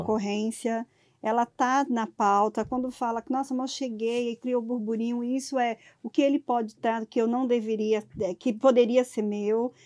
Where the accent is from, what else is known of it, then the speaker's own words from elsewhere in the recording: sertão of Bahia, Brazil; Eu sou do sertão da Bahia